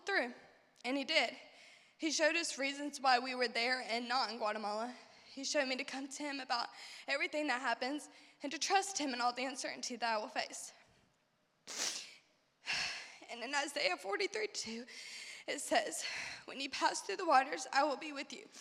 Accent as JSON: {"language": "English", "town": "Shelby", "country": "United States", "tie": "born or raised there", "said": "here in my hometown."}